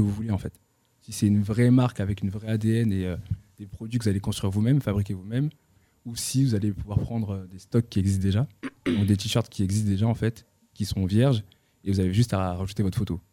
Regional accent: Roubaix, Hauts-de-France, France; also born or lived in Tourcoing; J'ai grandi à Roubaix et Tourcoing.

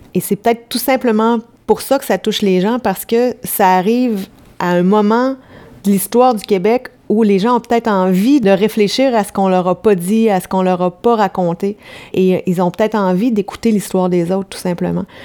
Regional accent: France; je suis française

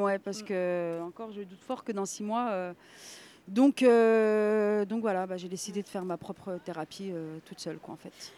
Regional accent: Nancy, Grand Est, France; moved away as an adult; now in Villejuif, France; je suis euh, de Nancy, donc de la Meurthe-et-Moselle. J'ai grandi dans une famille euh, de trois enfants

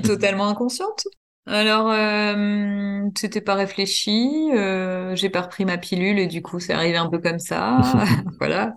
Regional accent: Normandy, France; moved away as an adult; also born or lived in Burgundy; now in Dijon, France; Je suis Normandie, moi, là. Je suis Normande

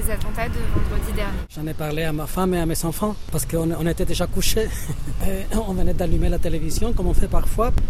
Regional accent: Lebanon; Je suis libanaise. Euh, la veille, il y a eu l'attentat au Liban, donc. c'est malheureux à dire, mais pour moi, libanaise, je suis un peu anesthésiée à tout ça

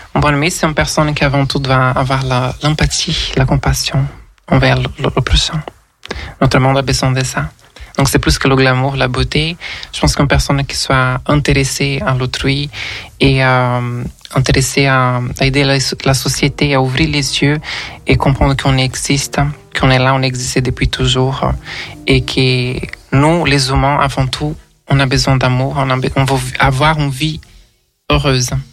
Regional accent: Rio de Janeiro, Brazil; French is a second language; moved away as an adult; also born or lived in Brussels, Belgium; now in Paris, France; je suis d'origine brésilienne, euh, je suis née au Rio de Janeiro

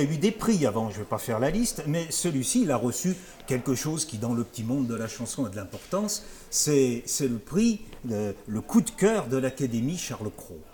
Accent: France; chez nous, chez nous, en France

